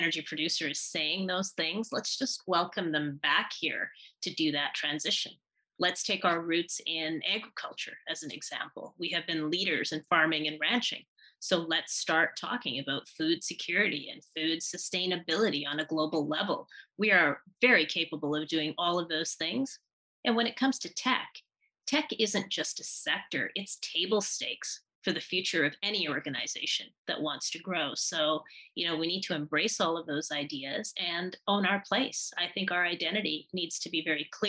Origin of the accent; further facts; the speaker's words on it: Manitoba, Canada; moved away as an adult; also born or lived in Wainwright, Alberta; now in Calgary, Canada; I'm originally from Manitoba, and I came to Calgary by way of Wainwright, Alberta.